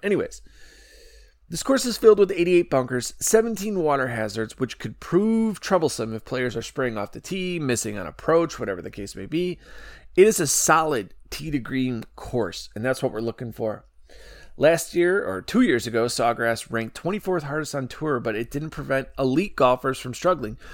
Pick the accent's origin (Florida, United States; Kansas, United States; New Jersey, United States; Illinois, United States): Illinois, United States; Chicago; Illinois, Chicago, my hometown